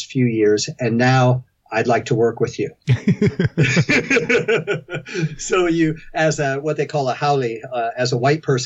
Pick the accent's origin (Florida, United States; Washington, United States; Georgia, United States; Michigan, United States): Washington, United States; Seattle; also born or lived in Portland, Oregon / Park City, Utah / Kauai, Hawaii; now in Cincinnati, United States; originally I'm from Seattle, Washington, and I'm living in Cincinnati, Ohio right now.